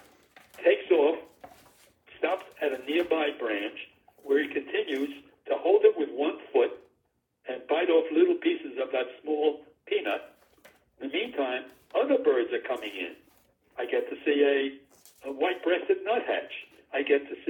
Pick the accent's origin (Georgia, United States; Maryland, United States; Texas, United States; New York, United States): New York, United States; New York City; I'm a kid growing up in the Bronx, New York City.